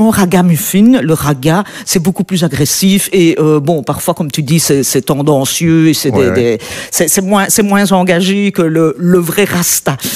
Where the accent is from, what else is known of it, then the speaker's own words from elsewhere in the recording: Belgium; comme tu disais, en tant que blanche, en tant que belge, c'est très, c'est pas évident de, de rentrer dans, dans ce cercle-là.